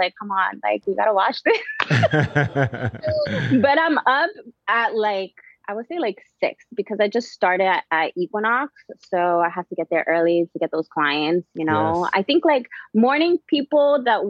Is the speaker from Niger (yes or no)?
no; New York, United States; me growing up in New York